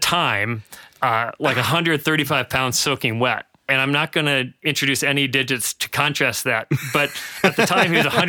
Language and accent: English; Lake Preston, South Dakota, United States; I'm 47 years old, which is hard to imagine. I still feel fairly young, and that's not anyway. But I grew up in Lake Preston, South Dakota, a little town in South Dakota.